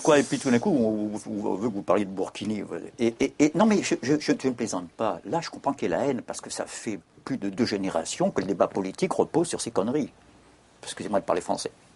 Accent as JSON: {"language": "French", "region": "Corsica", "country": "France", "said": "Je suis corse"}